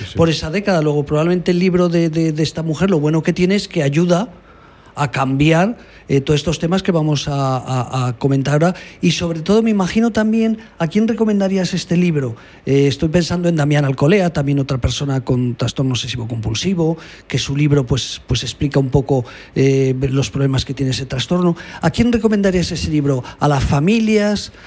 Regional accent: Aragon, Spain

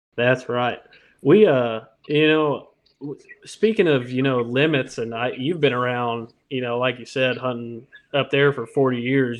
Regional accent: Indiana, United States; now in Louisiana, United States; I'm from Indiana

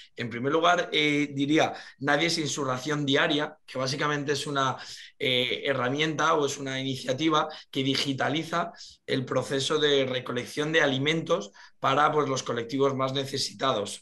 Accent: Las Rozas de Madrid, Community of Madrid, Spain; Nosotros somos de Las Rozas de Madrid

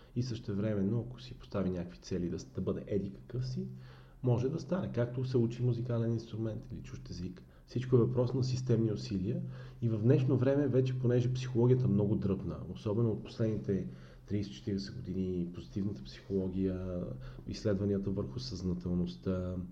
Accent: Bulgaria; ние сме пословични като българи

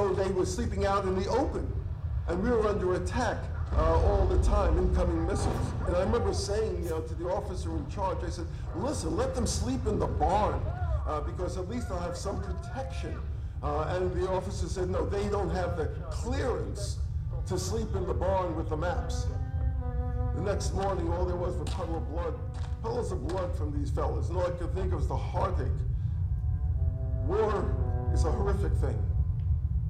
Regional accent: New York City, New York, United States; I grew up in New York City, so you'll pardon me, I'm still learning English

